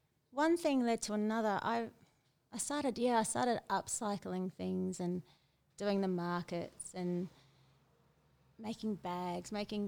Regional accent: Sydney, New South Wales, Australia; moved away as an adult; also born or lived in Byron Bay, Australia; now in Otaki, New Zealand; My mum lives in Sydney and I grew up in Sydney.

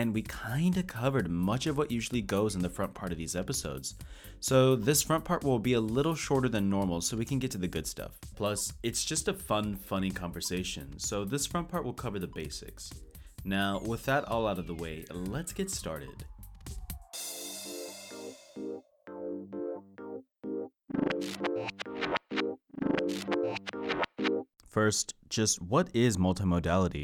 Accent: Texas, United States; now in Lansing, United States; I'm a Texan

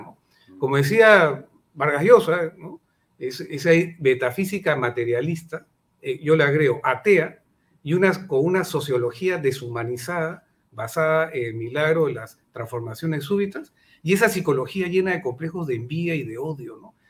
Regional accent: Peru; los peruanos

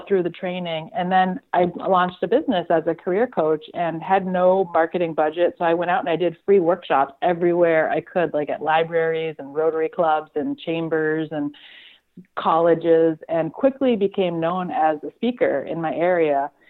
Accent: South Hadley, Massachusetts, United States; I grew up in Western Massachusetts, a little town called South Hadley, and went to college right down the street at UMass Amherst and kind of stayed local

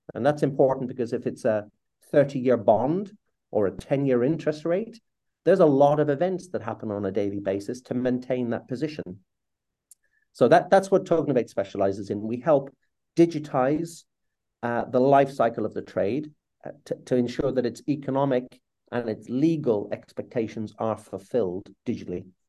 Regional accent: Ireland; as an Irishman

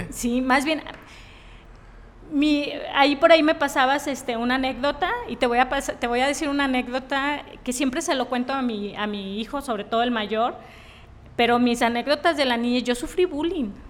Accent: Tepic, Nayarit, Mexico; yo soy de aquí de Tepic 100% Nayarita.

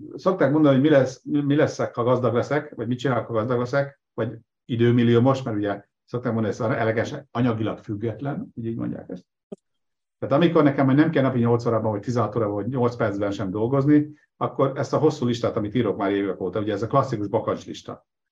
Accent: Nyíregyháza, Szabolcs-Szatmár-Bereg, Hungary; moved away; also born or lived in Debrecen; Nyíregyházán nőttem fel

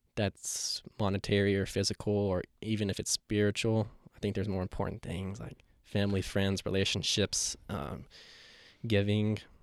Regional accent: Asheville, North Carolina, United States; I was born and raised here, so I've seen it evolve to what it is

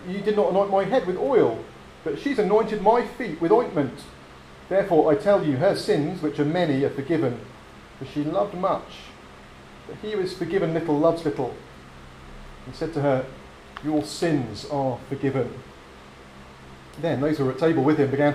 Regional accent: England, United Kingdom; moved away; also born or lived in United States; growing up in England

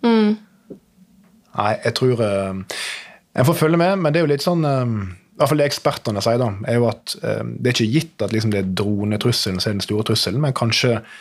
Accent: Nordfjordeid, Vestland, Norway; moved away as an adult; now in Oslo, Norway; satt i kommunestyret hjemme på Nordfjordeid

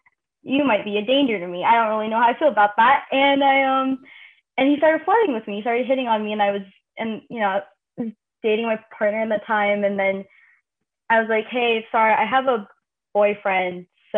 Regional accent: Daly City, California, United States; moved away; I'm from Daly City. This is like, that's my backyard.

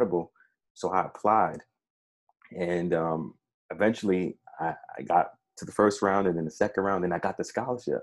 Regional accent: New York City, New York, United States; growing up in Brownsville in Brooklyn

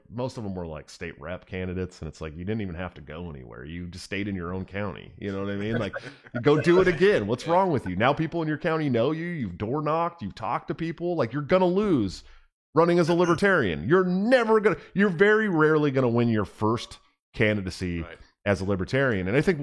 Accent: North Carolina, United States; I am proud of my home state, North Carolina, getting greater than 50K registered libertarians.

